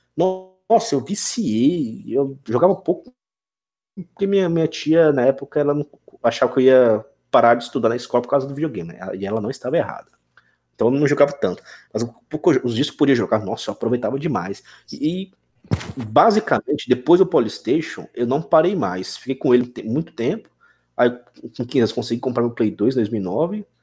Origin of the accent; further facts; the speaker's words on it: Brasília, Federal District, Brazil; now in Tocantins, Brazil; eu sou de Brasília, e, mas moro hoje em Tocantins